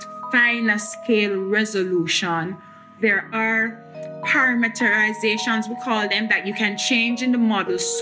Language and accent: English; Saint Catherine, Jamaica; now in Kingston, Jamaica; I grew up in St. Catherine in another parish within Jamaica, not too far from Kingston, but now I reside in Kingston.